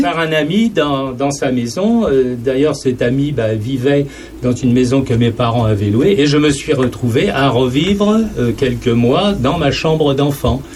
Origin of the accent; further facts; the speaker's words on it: Saint-Germain-en-Laye, Île-de-France, France; moved away; moi, je suis originaire bah, de la région parisienne